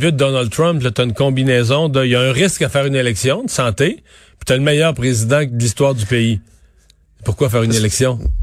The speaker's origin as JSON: {"language": "French", "area": "Bas-Saint-Laurent", "region": "Quebec", "country": "Canada", "said": "je viens du bas du fleuve"}